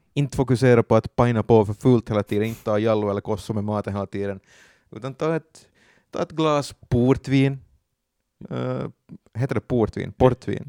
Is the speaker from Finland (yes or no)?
yes; Finland; vi är finnar